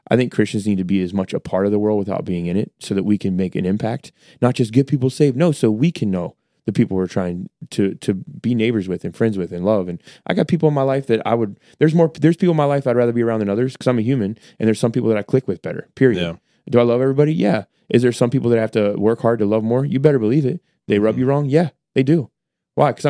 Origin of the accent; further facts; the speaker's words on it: United States; I'm an American. Uh, I'm a middle class guy, and we shop there because it helps us save money.